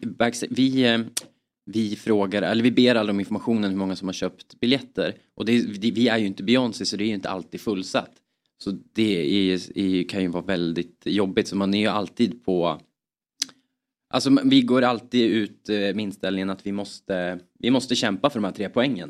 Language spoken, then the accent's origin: Swedish; Östersund, Jämtland, Sweden; vi är från Jämtland